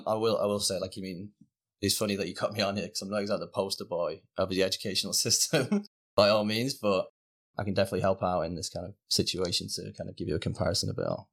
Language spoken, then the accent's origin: English; Rochdale, North West England, United Kingdom; moved away as an adult; now in Canada; I actually grew up in, uh, a little village called Norden, so it's about twelve miles outside of Manchester city centre.